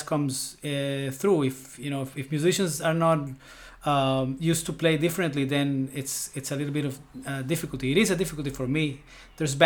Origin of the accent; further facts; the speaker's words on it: Venezuela; moved away as an adult; also born or lived in Colombia; now in New York, United States; I was born in Colombia, and when I was a baby, 2 years old, my parents moved to Venezuela.